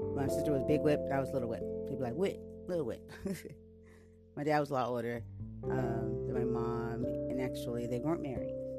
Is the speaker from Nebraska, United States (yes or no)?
no; San Diego, California, United States; I was born right here in San Diego, California